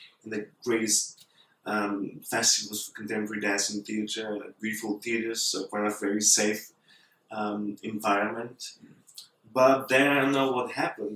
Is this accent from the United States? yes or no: no; Bulgaria; I'm from Bulgaria